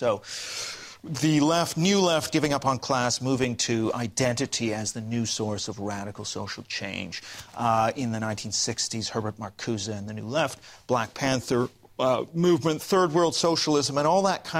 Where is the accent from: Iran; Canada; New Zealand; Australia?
Canada; I'm actually Canadian, but yeah, it's all right.